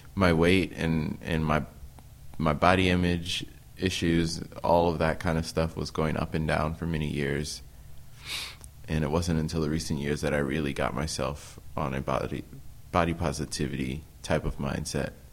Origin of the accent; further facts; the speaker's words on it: Peoria, Illinois, United States; moved away as an adult; also born or lived in Normal, Illinois; now in Burlington, United States; my hometown Peoria